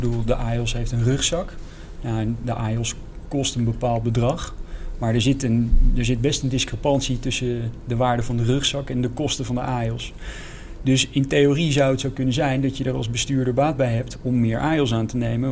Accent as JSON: {"language": "Dutch", "town": "Zeist", "region": "Utrecht", "country": "Netherlands", "tie": "born or raised there", "said": "ik ben geboren in, in Zeist, in de Zeiste Bossen. Dus dat is eigenlijk vlakbij uh, bij, eh, bij Utrecht."}